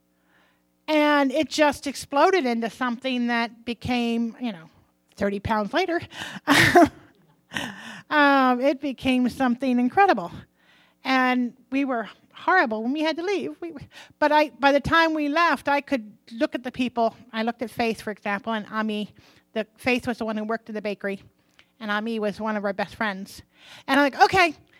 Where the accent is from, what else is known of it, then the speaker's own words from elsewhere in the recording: United States; I'm an American.